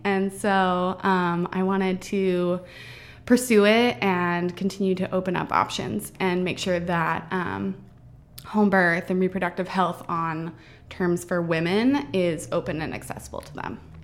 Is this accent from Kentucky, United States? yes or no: yes; Kentucky, United States; moved away as an adult; now in Everett, United States; I'm from Kentucky, and, um, I, Doug and I both moved out here together about seven years ago. We've been together since high school